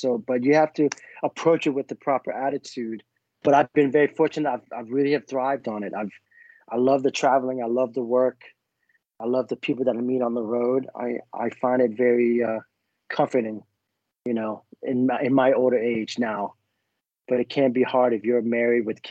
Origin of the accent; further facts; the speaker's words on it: Vietnam; moved away; I was born in Vietnam